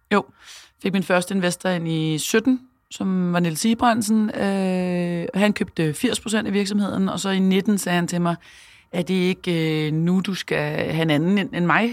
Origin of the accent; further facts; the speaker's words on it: Copenhagen, Capital Region of Denmark, Denmark; så er jeg mor og københavner og iværksætter